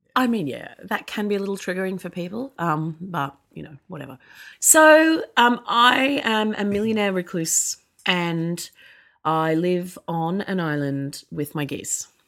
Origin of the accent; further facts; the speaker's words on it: Australia; I actually grew up in Australia